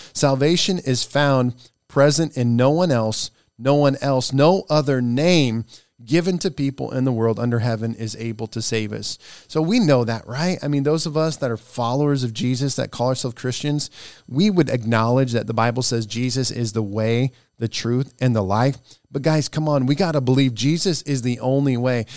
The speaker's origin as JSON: {"language": "English", "region": "Nebraska", "country": "United States", "tie": "born or raised there", "moved": "yes", "said": "My home state is Nebraska. And I was going home the last week"}